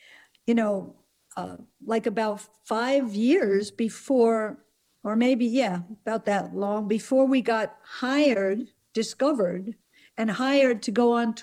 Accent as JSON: {"language": "English", "region": "New Jersey", "country": "United States", "tie": "born or raised there", "said": "We grew up in New Jersey"}